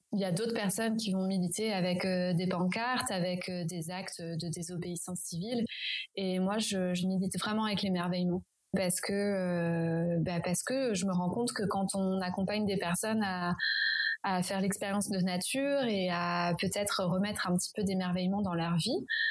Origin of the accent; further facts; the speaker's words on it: Champagne Berrichonne, Centre-Val de Loire, France; j'ai grandi en Champagne-Berrichonne